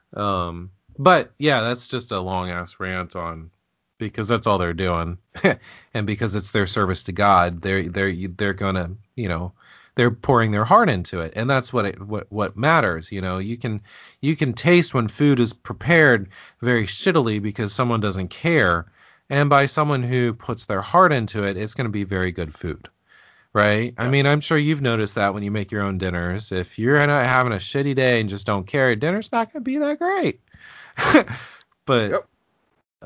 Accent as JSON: {"language": "English", "town": "Indianapolis", "region": "Indiana", "country": "United States", "tie": "born or raised there", "moved": "yes", "lives_now": "Cincinnati, United States", "said": "I grew up in Indy too"}